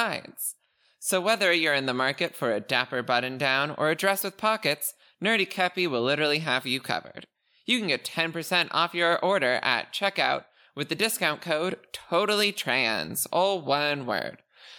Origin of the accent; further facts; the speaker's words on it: Canada; I am Canadian